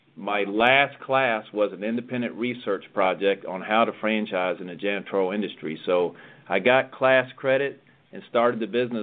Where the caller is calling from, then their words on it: Palm Harbor, Florida, United States; I am in beautiful Palm Harbor, Florida, where our corporate headquarters is.